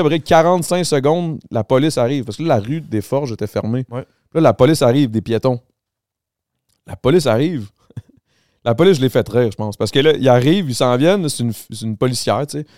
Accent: Montreal, Quebec, Canada; je viens de là. Moi, je viens du Grand Montréal

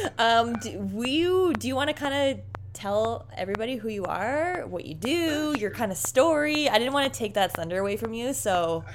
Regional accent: Canada; we're both from Canada

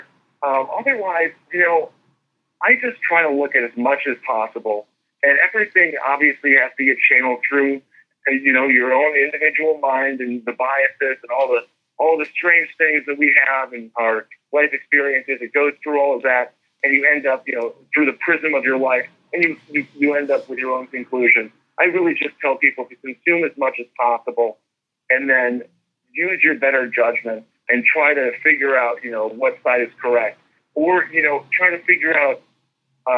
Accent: United States

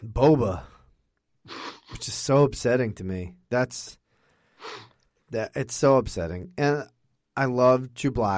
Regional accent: United States; I'm American

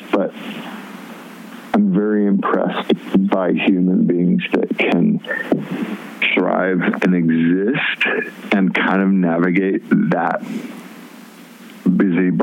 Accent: Los Angeles area, California, United States; moved away as an adult; also born or lived in Mississippi / Portland; So we moved from Mississippi to California when I was 5 years old. And we moved fairly close to LA then. And so I was here for 15 years

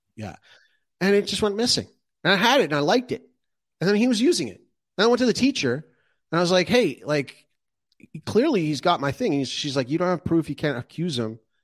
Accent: Calgary, Alberta, Canada; moved away; when I was growing up in Calgary

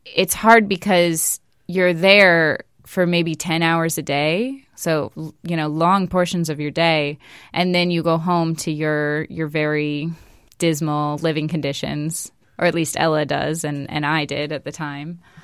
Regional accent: West Coast, United States; moved away; I'm from the West Coast, so I say in the neighborhood

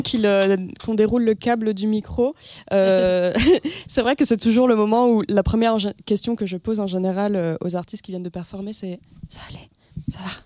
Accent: Hossegor, Nouvelle-Aquitaine, France; now in Paris, France; arriver à Paris en ayant grandi dans les Landes

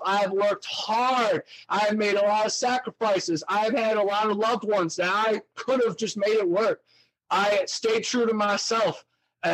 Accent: Ohio, United States; now in Florida, United States; I am loud and proud that I'm from Ohio

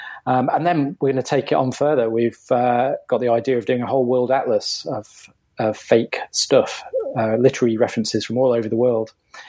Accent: Cleethorpes, Yorkshire and the Humber, United Kingdom; I was born in a town called Cleethorpes on the east coast of England.

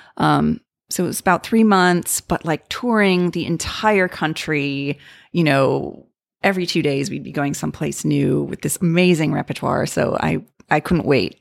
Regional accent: Libertyville, Illinois, United States; I went to a, um, a s, local studio in my hometown of Libertyville, Illinois

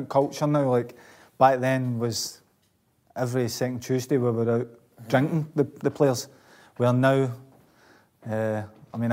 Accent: Glasgow, Scotland, United Kingdom; I'm from Blanc

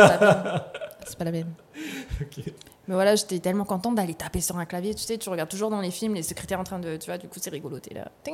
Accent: Nouméa, South Province, New Caledonia; also born or lived in Ponérihouen / Houaïlou; j'ai grandi à Nouméa

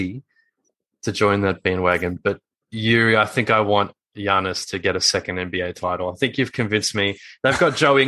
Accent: Australia; As an Australian

